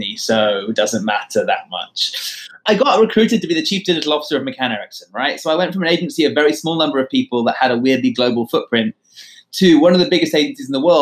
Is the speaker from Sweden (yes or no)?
no; London, United Kingdom; moved away as an adult; also born or lived in Sydney / New York; Growing up in London at a boys' school